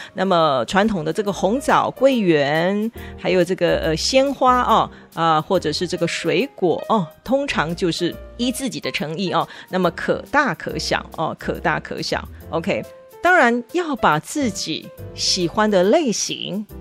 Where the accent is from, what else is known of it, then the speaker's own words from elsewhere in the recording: Taiwan; 我们台湾人